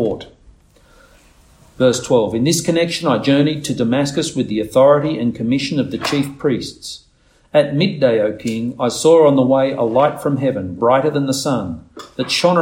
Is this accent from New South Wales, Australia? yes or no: yes; Nowra, New South Wales, Australia; I was born in Nowra Hospital